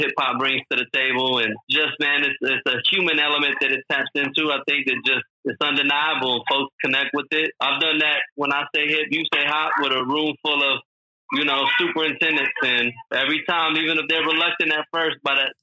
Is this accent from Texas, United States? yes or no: yes; near San Angelo, Texas, United States; I grew up in Texas, a little bit outside San Antonio, San Angelo, in that area. Mm-hmm. They call it West Texas. It's really kind of like Central Texas.